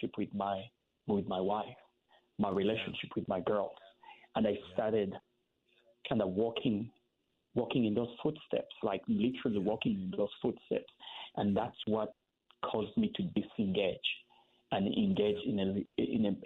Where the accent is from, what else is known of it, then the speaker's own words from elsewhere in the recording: Kampala, Central Region, Uganda; moved away; I grew up in Kampala